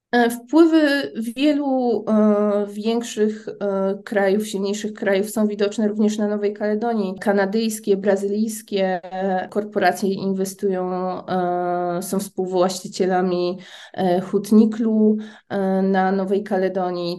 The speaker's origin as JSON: {"language": "Polish", "country": "Poland", "also_born_or_lived": "New Caledonia", "said": "jestem z Polski, nie mam obywatelstwa francuskiego"}